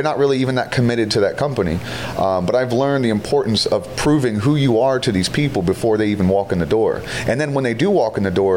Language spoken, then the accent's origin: English; Florida, United States; Born here, raised here. And now I have a company here.